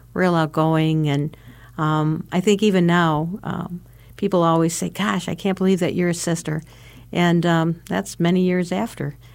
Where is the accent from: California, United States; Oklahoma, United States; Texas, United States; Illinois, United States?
Illinois, United States; LaSalle; I come from LaSalle, Illinois, uh, St. Hyacinth's Parish in LaSalle, Illinois